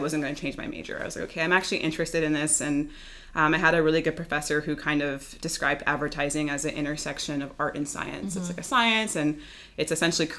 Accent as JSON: {"language": "English", "town": "Houston", "region": "Texas", "country": "United States", "tie": "born or raised there", "also_born_or_lived": "New York", "moved": "yes", "lives_now": "Los Angeles, United States", "said": "I grew up in Houston"}